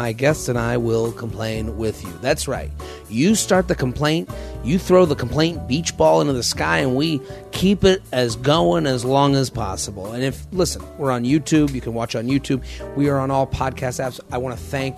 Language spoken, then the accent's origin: English; Boston, Massachusetts, United States; moved away; also born or lived in New York City; I'm from Boston, but I started in New York City